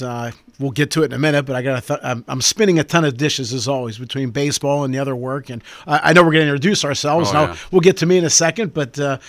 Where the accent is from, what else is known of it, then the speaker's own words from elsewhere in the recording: Sewickley, Pennsylvania, United States; Swickley, Pennsylvania, born and raised, same house for 58 years.